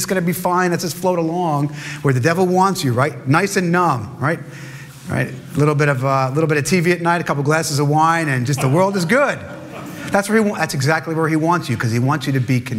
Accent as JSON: {"language": "English", "town": "New York City", "region": "New York", "country": "United States", "tie": "born or raised there", "said": "I was born in New York"}